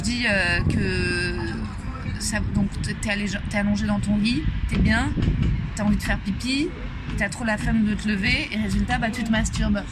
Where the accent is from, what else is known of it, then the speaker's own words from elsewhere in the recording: Paris, Île-de-France, France; je suis née à Paris, j'ai grandi à Paris, j'ai fait mon collège, mon lycée